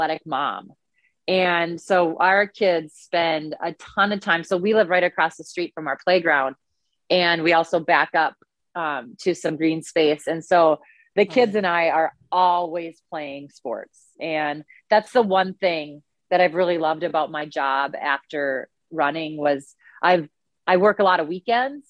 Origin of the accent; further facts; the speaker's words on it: Dawson, Minnesota, United States; my hometown. I was in high school.